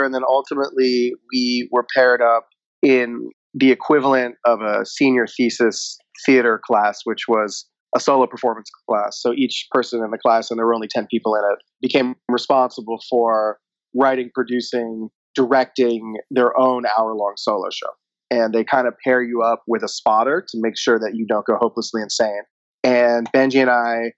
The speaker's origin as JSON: {"language": "English", "town": "Fort Lauderdale", "region": "Florida", "country": "United States", "tie": "born or raised there", "moved": "as an adult", "lives_now": "Los Angeles, United States", "said": "as a young lad growing up in Fort Lauderdale, Florida"}